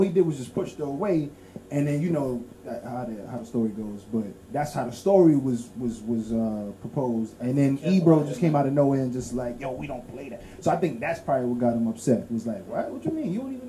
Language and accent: English; New York City, New York, United States; also born or lived in Haiti; I'm from Sheepshead Bay.